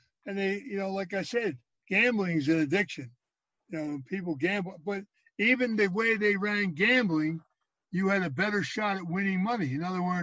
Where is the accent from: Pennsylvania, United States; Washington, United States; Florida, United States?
Pennsylvania, United States; Philadelphia; I was raised in Philadelphia in a row home.